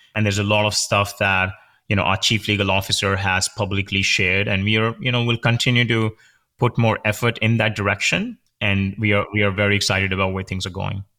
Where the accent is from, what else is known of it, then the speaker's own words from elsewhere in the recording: India; moved away as an adult; I grew up in India. I did my major in computer science there